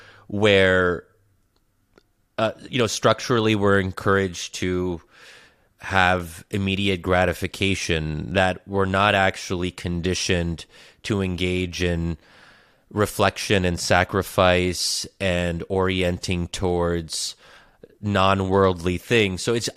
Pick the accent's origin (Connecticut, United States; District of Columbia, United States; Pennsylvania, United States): Pennsylvania, United States; Bryn Mawr; including where I grew up in Bryn Mawr, Pennsylvania